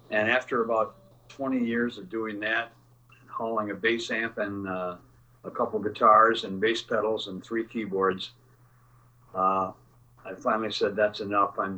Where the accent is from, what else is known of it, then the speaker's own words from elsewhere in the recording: Midwest, United States; you know, I'm a Midwesterner, so I'm used to it.